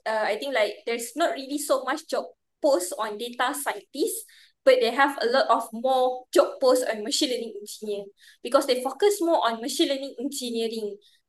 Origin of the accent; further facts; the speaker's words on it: Muar, Johor, Malaysia; moved away as an adult; also born or lived in Japan; I get to come back to my hometown in Muar